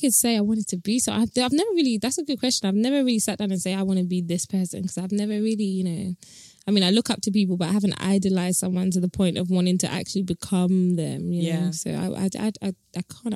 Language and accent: English; London, United Kingdom; accent: British; I grew up in Tottenham